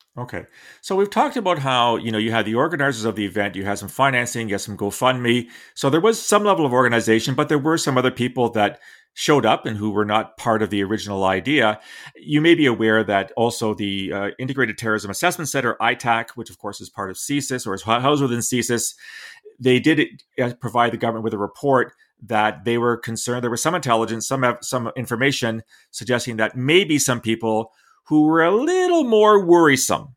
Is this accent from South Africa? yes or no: no; London, Ontario, Canada; nine eighty C F P L in London, my hometown